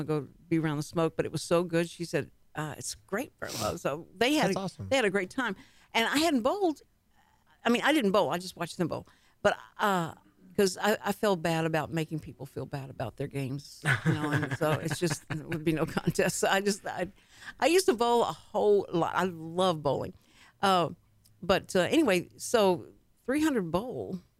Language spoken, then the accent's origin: English; Texas, United States; accent: Texas